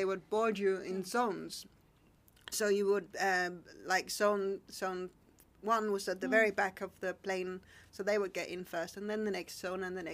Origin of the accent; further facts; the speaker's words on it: Denmark; now in Indonesia; I'm Danish or I'm from Denmark